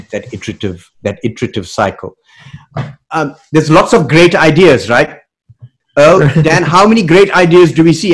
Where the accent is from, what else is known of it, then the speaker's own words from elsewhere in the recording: South Africa; moved away; Growing up in South Africa uh, in the 80s, finishing high school in mm-hmm. the 80s